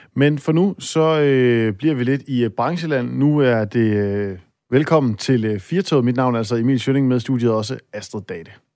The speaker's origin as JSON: {"language": "Danish", "area": "North Jutland", "region": "North Denmark Region", "country": "Denmark", "said": "jeg er selv op fra Nordjylland"}